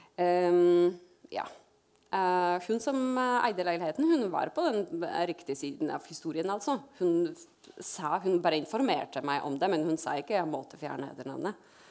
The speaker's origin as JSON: {"language": "Norwegian", "country": "Poland", "second_language": "Norwegian", "moved": "yes", "lives_now": "Norway", "said": "jeg er fra Polen"}